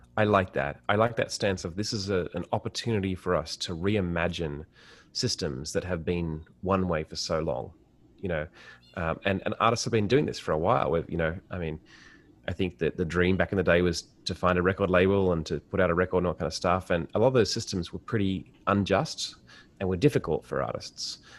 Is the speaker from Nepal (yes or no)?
no; Sydney, New South Wales, Australia; as an Australian